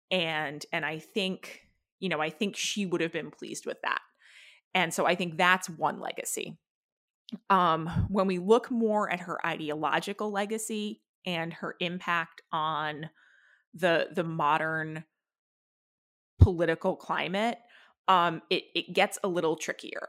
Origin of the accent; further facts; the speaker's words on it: New Hampshire, United States; I grew up in New Hampshire